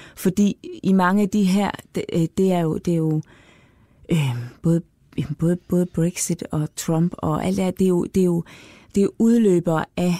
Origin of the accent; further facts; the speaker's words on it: Denmark; vi som danskere